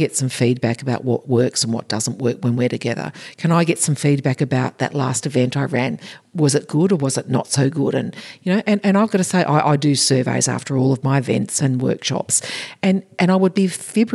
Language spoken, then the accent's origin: English; Australia; in Australia is part of our culture, AFL, part of our culture.